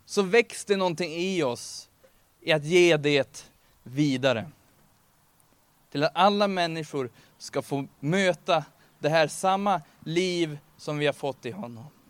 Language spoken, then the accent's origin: Swedish; Örnsköldsvik, Västernorrland County, Sweden; now in Gävle, Sweden; jag kommer från Örnsköldsvik ursprungligen